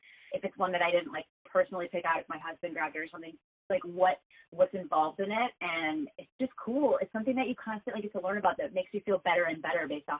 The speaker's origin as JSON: {"language": "English", "region": "Midwest", "country": "United States", "tie": "born or raised there", "said": "I grew up in the Midwest, also did not have great weed."}